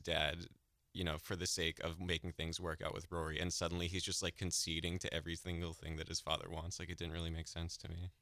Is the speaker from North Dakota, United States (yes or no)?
no; New Hampshire, United States; I'm from New Hampshire